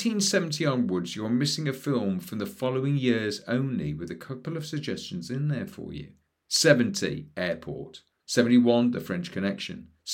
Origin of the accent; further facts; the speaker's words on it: United Kingdom; being British, still cooking turkey and all the trimmings.